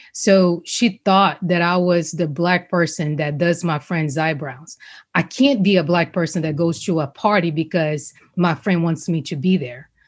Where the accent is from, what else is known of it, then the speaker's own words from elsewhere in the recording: Rio de Janeiro, Brazil; now in United States; growing up in Brazil, this was before I knew I was going to come to the States.